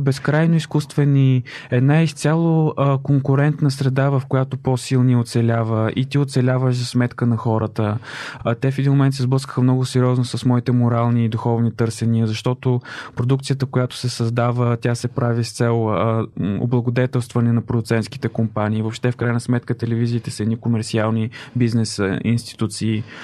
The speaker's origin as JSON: {"language": "Bulgarian", "town": "Chirpan", "region": "Stara Zagora Province", "country": "Bulgaria", "tie": "born or raised there", "said": "в родния ми град, аз съм от Черпан"}